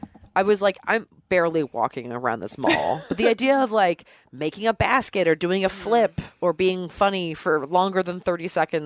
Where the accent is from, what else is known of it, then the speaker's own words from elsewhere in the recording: Baltimore, Maryland, United States; moved away; also born or lived in Philadelphia; I went to college in Philly. I'm from Baltimore